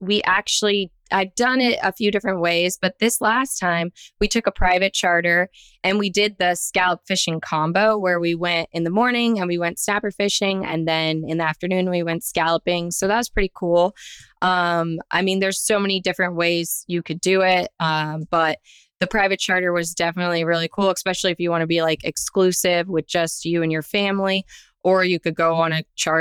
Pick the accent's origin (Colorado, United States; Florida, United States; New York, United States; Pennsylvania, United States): Florida, United States; South; I am born and raised in South Florida